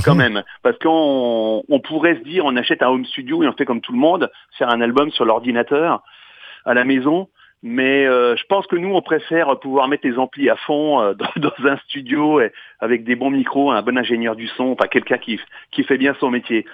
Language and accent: French; Marne, Champagne, Grand Est, France; on est issu de la Marne, la Champagne